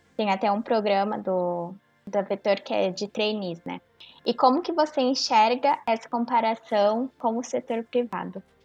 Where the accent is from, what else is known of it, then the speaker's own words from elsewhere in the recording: Mato Grosso, Brazil; now in São Paulo, Brazil; Eu cresci no Mato Grosso